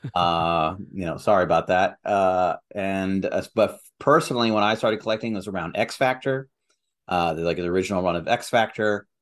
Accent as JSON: {"language": "English", "country": "Algeria", "tie": "born or raised there", "said": "I was born in Algeria"}